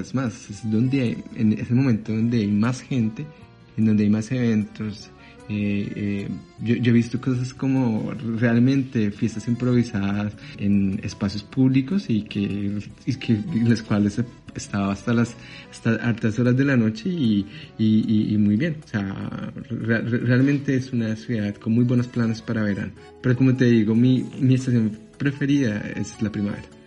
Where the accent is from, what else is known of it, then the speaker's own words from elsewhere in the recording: Bogotá, Colombia; moved away as an adult; now in Paris, France; yo nací en Colombia, en Bogotá más específicamente. Y, y pues hace seis años que migré aquí a Francia